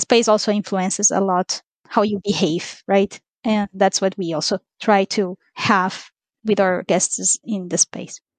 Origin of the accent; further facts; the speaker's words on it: Ecuador; moved away; I'm originally from Ecuador